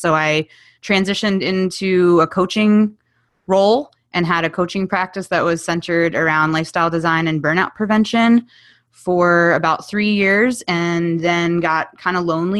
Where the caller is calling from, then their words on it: Somers Point, New Jersey, United States; I am in Summers Point, New Jersey, which is about 50 minutes east of Philadelphia and about 15 minutes south of Atlantic City.